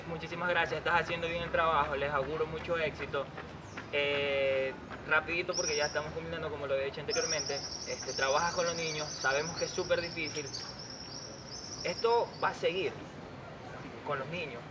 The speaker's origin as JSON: {"language": "Spanish", "town": "Portoviejo", "region": "Manabí", "country": "Ecuador", "tie": "born or raised there", "said": "mi ciudad natal, Puerto Viejo"}